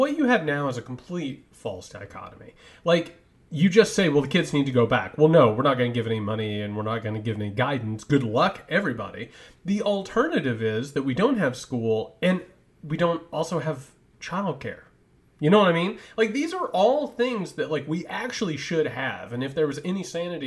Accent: Greene County, Indiana, United States; I'm from Greene County, Indiana

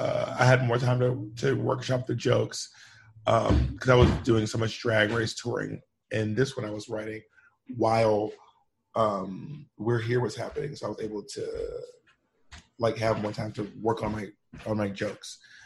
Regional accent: the South, United States; my experiences growing up in the South with a Black Southern mom, and growing up queer.

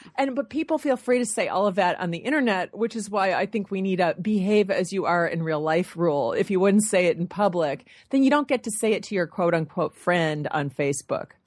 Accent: Michigan, United States; I'm from Michigan

